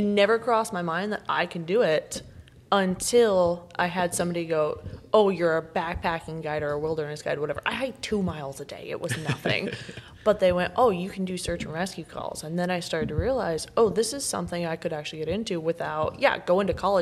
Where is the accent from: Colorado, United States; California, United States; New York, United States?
Colorado, United States; We had a thing growing up in Colorado